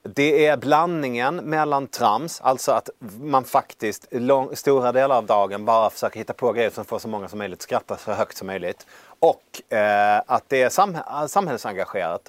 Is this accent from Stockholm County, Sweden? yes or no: no; Värmland, Sweden; jag vill bli chef över kost och städenheten i min hemkommun. Det här var i Värmland